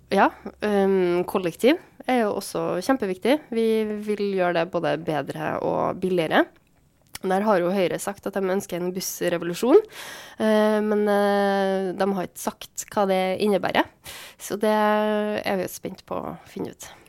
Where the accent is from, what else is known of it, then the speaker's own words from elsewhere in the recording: Trondheim, Trøndelag, Norway; also born or lived in Svartlamoen / Byåsen; jeg er oppvokst på Tiller